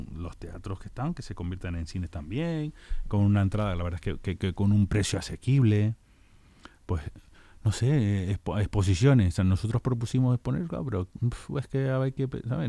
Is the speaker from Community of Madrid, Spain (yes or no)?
no; La Palma, Canary Islands, Spain; now in Leganés, Spain; Yo soy de La Palma